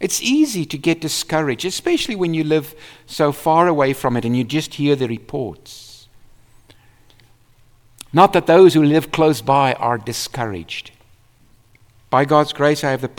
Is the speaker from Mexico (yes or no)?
no; South Africa; I was from South Africa.